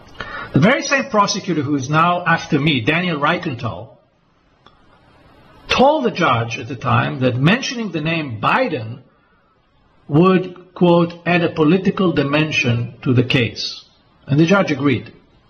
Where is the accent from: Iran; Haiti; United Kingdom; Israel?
Israel; why they targeted me in Cyprus and not in my home country of Israel, where I reside most of the time.